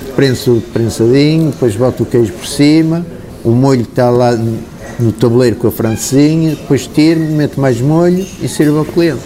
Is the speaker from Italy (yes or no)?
no; Porto, Norte, Portugal; Eu nasci aqui no Porto, o meu falecido pai tinha um café, que era o Café Luz, e eu comecei a trabalhar por lá com 9 anos